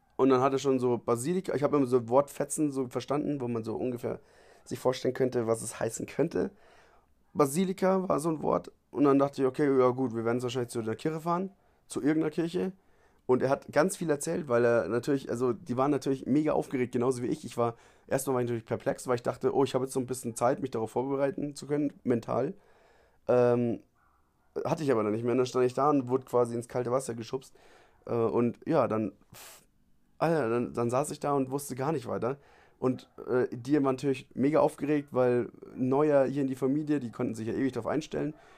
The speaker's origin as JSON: {"language": "German", "region": "Bavaria", "country": "Germany", "moved": "as an adult", "lives_now": "Cartago, Costa Rica", "said": "ich komme aus Bayern"}